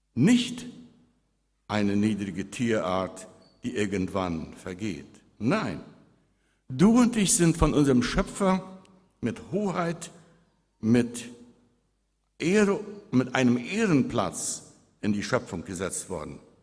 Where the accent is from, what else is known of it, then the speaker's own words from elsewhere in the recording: Friedensheim, Boquerón, Paraguay; als ich als Jugendlicher in Friedensheim auf einem Hof weit weg von Licht elektrischen Strom wohnte